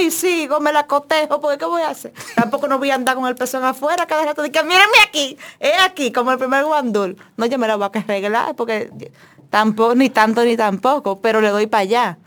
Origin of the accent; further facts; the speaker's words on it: Dominican Republic; quienes somos dominicanos